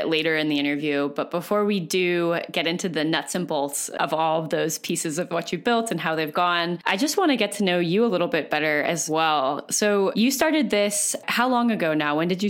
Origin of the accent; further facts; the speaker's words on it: Bay Area, California, United States; I'm originally from the Bay Area.